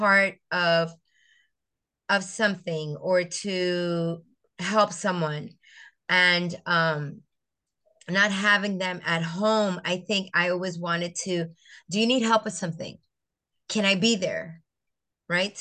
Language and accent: English; St. Croix, U.S. Virgin Islands; also born or lived in Puerto Rico; I grew up in the Virgin Islands, on St. Croix, the island of St. Croix